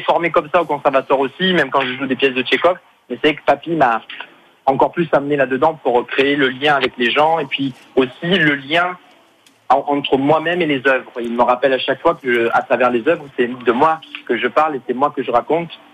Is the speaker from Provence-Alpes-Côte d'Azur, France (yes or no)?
yes; Marseille, Provence-Alpes-Côte d'Azur, France; now in Paris, France; j'habite Paris maintenant, mais c'est vrai que je suis originaire de Marseille